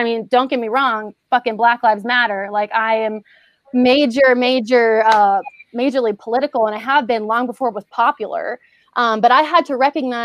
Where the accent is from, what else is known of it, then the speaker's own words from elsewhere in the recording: Houston, Texas, United States; moved away; I'm from Houston